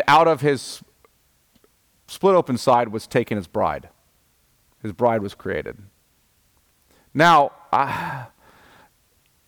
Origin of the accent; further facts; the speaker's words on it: United States; as an American